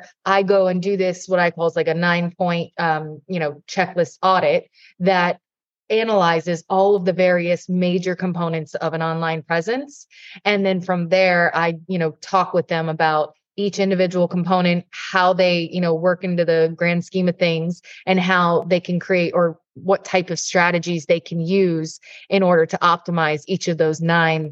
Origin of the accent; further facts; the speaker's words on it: Jupiter, Florida, United States; where I'm based, my hometown in Jupiter, Florida